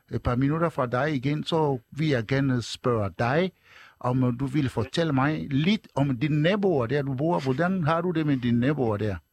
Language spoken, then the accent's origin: Danish; Togo; now in Denmark; jeg er jo oprindelig fra Togo, Vestafrika